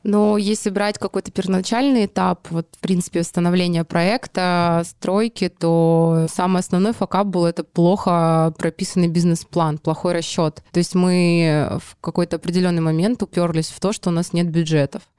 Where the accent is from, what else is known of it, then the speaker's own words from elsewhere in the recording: Petropavlovsk-Kamchatsky, Kamchatka Krai, Russia; moved away as an adult; now in Saint Petersburg, Russia; родилась в городе Петропавловск-Камчатский